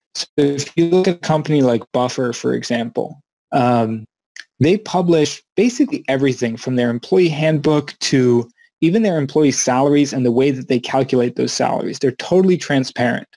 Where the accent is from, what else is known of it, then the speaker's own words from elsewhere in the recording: Maryland, United States; moved away as an adult; back to Maryland in the United States where I grew up